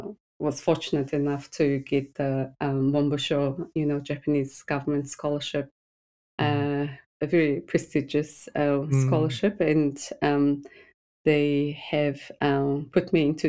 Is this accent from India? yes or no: no; Mongolia; first language Mongolian; English is a second language; Mongolian. We speak Mongolian.